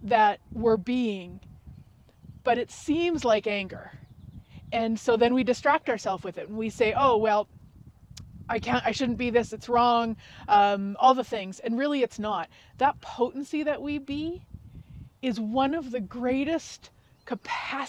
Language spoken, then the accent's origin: English; Canada; Yes, I am Canadian. Yes, I live in Canada.